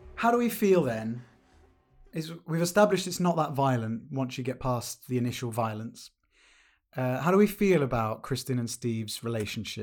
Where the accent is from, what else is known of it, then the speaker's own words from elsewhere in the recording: United Kingdom; as a Brit